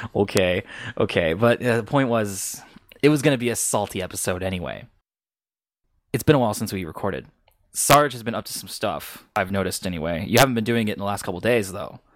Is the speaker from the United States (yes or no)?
yes; United States; I'm American